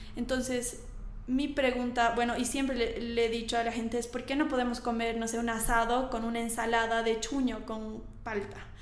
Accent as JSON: {"language": "Spanish", "country": "Bolivia", "moved": "as an adult", "said": "ahora he vuelto a Bolivia. Bueno, ya he vuelto hace dos años y medio"}